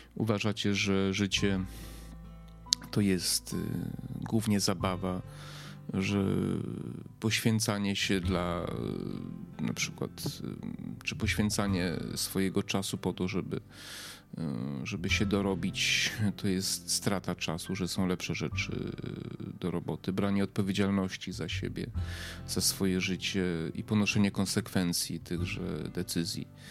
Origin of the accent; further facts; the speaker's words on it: Poland; ja się urodziłem w czasach PRL-u